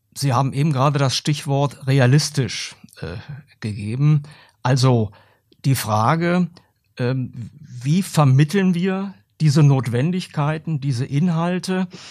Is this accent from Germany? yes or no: yes; Germany; bei uns in Deutschland